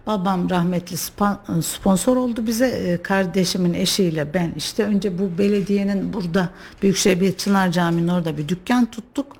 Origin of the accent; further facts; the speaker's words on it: Kayseri, Kayseri Province, Turkey; Kayseri'de yaşıyorum doğduğumdan beri